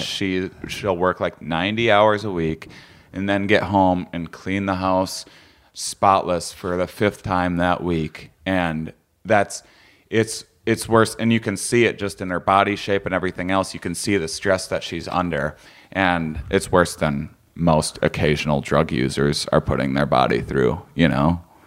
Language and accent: English; Wisconsin, United States; I'm from Wisconsin, so I'm used to bland food myself.